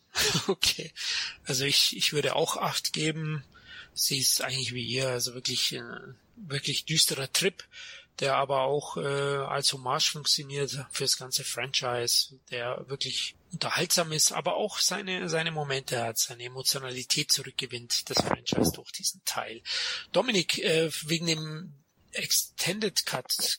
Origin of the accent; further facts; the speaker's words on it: Germany; ich als Deutscher